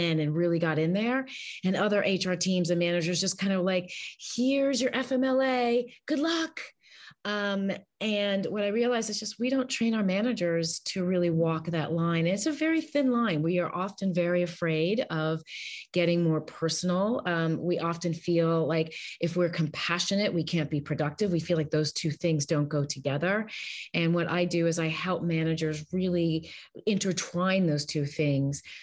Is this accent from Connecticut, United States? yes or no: yes; Westport, Connecticut, United States; now in Los Angeles, United States; I live in Los Angeles, California, and I grew up in Westport, Connecticut